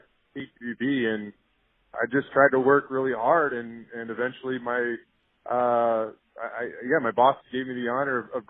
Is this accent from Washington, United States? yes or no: yes; Tacoma, Washington, United States; moved away as an adult; I grew up in the Tacoma area, up in Washington, born and raised up there